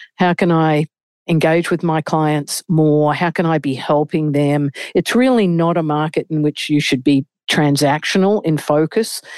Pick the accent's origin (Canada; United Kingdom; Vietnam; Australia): Australia; moved away as an adult; now in New York, United States; As an Australian